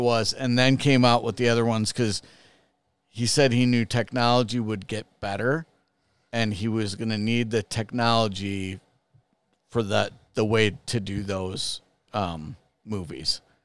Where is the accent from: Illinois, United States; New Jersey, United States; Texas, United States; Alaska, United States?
Illinois, United States; Chicago; I grew up in Chicago